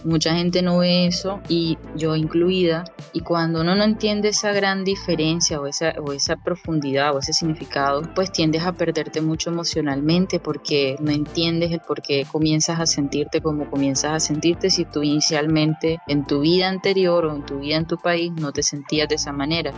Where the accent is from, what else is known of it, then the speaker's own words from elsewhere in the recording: Caribbean coast of Colombia, Colombia; moved away as an adult; now in Melbourne, Australia; yo vengo de Colombia, naturalmente, vengo de la costa caribe, y emigré hace algún tiempo a Australia. Eh, estoy viviendo en Melbourne